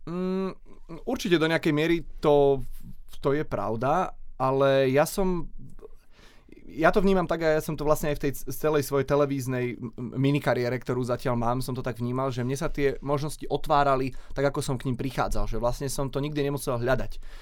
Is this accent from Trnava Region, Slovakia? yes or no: no; Šaľa, Nitra Region, Slovakia; v Šali, odkiaľ pochádzam